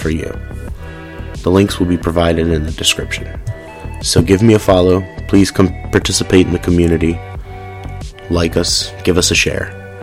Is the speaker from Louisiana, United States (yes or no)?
yes; New Orleans, Louisiana, United States; moved away as an adult; also born or lived in rural Georgia; now in Georgia, United States; I'm from New Orleans and was born and raised there. I lived there every day until Hurricane Katrina